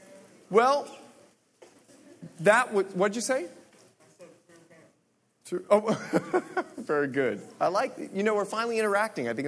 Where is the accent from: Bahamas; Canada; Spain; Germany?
Bahamas; I'm from the Bahamas